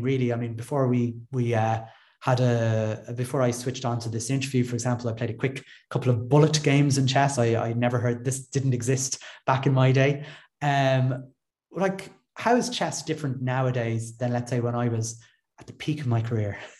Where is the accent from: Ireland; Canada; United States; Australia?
Ireland; accent: Irish; played for my country, uh, for Ireland, that is, uh, uh just in case my accent didn't give me away